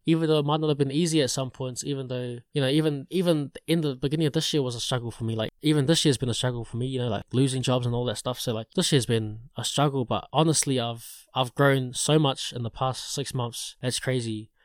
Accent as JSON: {"language": "English", "area": "Porirua area", "region": "Wellington", "country": "New Zealand", "tie": "born or raised there", "said": "I grew up in, in this place called Lyndon Inn Tower, which is right next to Porirua"}